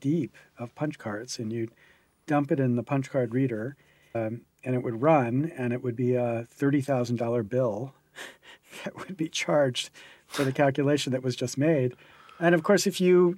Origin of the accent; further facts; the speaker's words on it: Williamsport, Pennsylvania, United States; I grew up in Williamsport, Pennsylvania